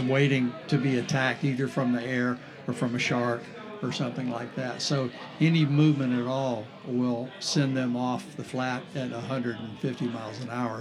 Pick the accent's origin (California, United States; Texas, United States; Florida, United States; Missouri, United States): Florida, United States; St. Augustine; growing up in St. Augustine was a totally different town at that point